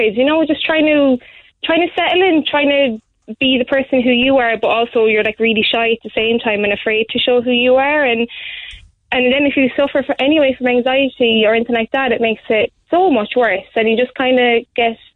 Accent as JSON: {"language": "English", "town": "Gort", "region": "Connacht", "country": "Ireland", "also_born_or_lived": "Galway", "moved": "as an adult", "lives_now": "Carrigaline, Ireland", "said": "I'm from Gort"}